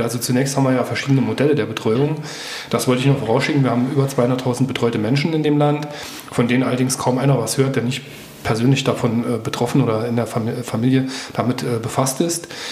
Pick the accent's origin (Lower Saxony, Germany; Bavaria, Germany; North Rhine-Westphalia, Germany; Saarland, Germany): Saarland, Germany; Homburg; Ich komme auch aus dem Safhalskreis, aus äh, Homburg-Einöd